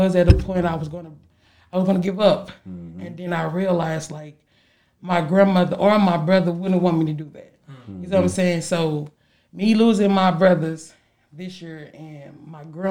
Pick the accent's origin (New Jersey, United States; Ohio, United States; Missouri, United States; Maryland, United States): Missouri, United States; St. Louis; me growing up in St. Louis with my grandma